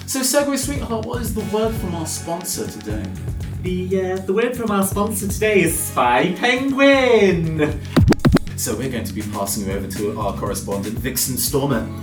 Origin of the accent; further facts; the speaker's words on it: London, United Kingdom; I came from London